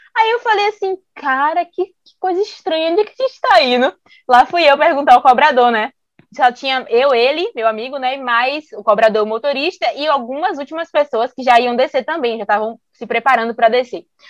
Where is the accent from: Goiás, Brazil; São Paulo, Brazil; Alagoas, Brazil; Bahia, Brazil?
Bahia, Brazil; a gente é baiana